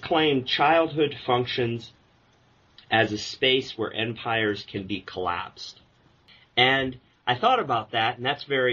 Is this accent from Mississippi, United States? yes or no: no; Omaha, Nebraska, United States; I grew up in Omaha, Nebraska